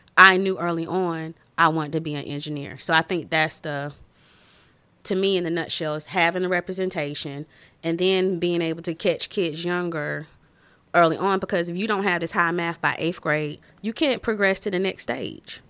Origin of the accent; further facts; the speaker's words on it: Winston-Salem, North Carolina, United States; moved away as an adult; also born or lived in Maryland; now in Des Moines, United States; I'm from Winston Salem, North Carolina